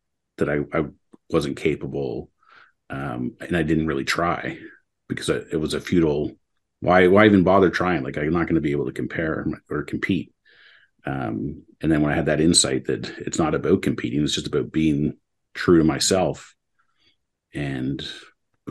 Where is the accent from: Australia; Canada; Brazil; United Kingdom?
Canada; Mississauga, Ontario; also born or lived in Waterloo, Ontario; when I was going into grade 7, we moved from Mississauga to Waterloo